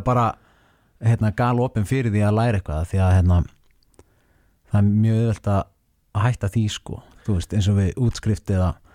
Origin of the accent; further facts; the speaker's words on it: Seltjarnarnes, Capital Region, Iceland; ég ólst upp á Seldirnissi